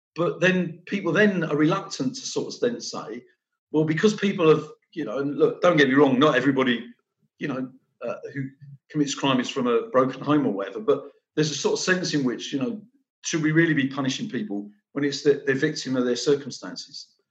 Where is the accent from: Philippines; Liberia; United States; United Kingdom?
United Kingdom; London; moved away as an adult; now in Nottingham, United Kingdom; it's where I was brought up in North London. My dad was a police officer, brought up in police flats